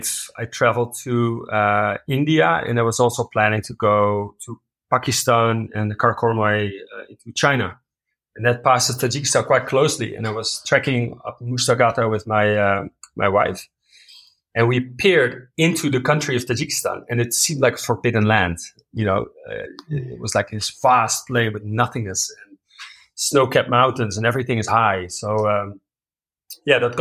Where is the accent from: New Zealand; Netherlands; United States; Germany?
Netherlands; moved away as an adult; now in Uganda; I'm a Dutch national. I'm from the Netherlands, a very flat country